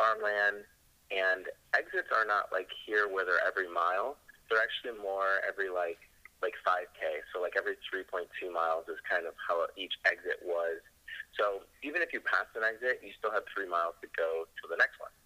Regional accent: Michigan, United States; I grew up in Michigan. So this is in Michigan, about 50 miles north of Detroit.

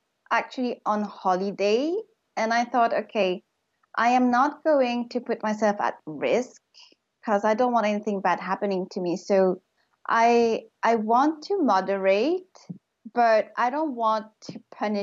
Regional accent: Mauritius; moved away; I moved to Mauritius, which is my home country, but I had been living abroad

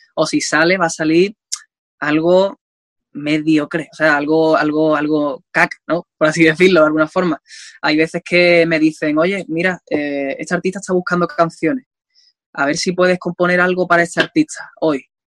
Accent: Andalusia, Spain; yo sea español

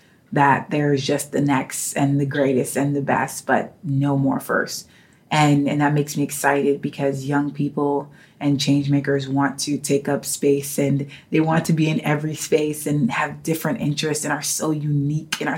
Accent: New York City, New York, United States; as a young girl growing up in New York City

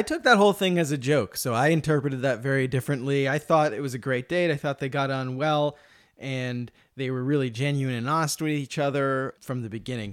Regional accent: United States; as an American

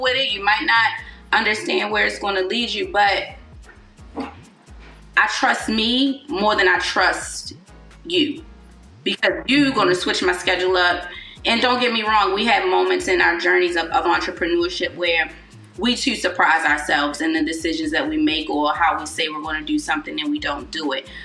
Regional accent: Baltimore, Maryland, United States; I'm from Baltimore City

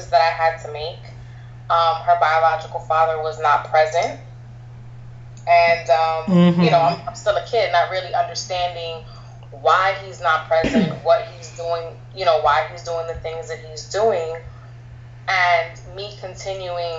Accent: New York City, New York, United States; moved away as an adult; also born or lived in Texas / North Carolina; now in Virginia, United States; I'm originally from New York, the Bronx

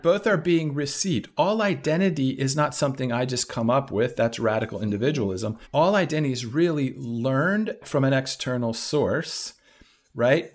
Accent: Washington, District of Columbia, United States; I grew up in Washington, D C

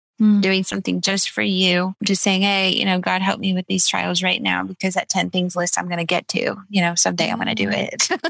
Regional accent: Redlands, California, United States; Redlands is my hometown

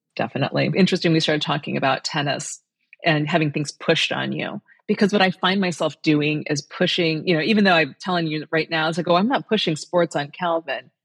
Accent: Indiana, United States; moved away; I'm here in Indiana today

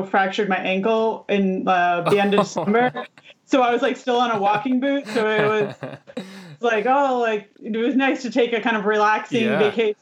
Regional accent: Massachusetts, United States; I'm from Massachusetts

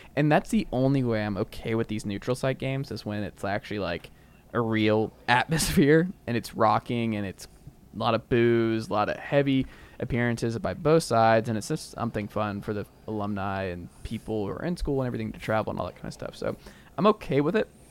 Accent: Atlanta, Georgia, United States; we grew up in Atlanta and, like, the suburbs of Atlanta

